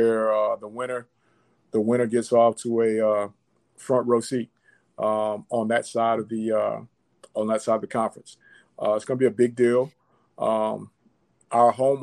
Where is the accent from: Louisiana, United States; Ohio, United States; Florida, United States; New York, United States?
Florida, United States; I'm from Florida